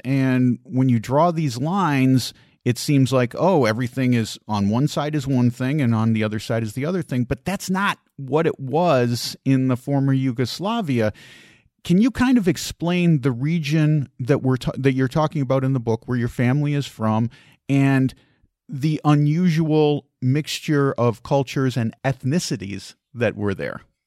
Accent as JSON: {"language": "English", "town": "Chicago", "region": "Illinois", "country": "United States", "tie": "born or raised there", "said": "growing up in Chicago"}